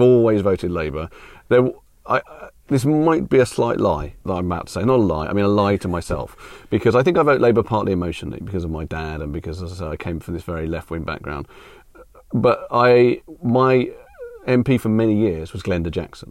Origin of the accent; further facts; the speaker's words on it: United Kingdom; also born or lived in United States; I'm a British citizen. I've lived my whole life here, apart from being born in America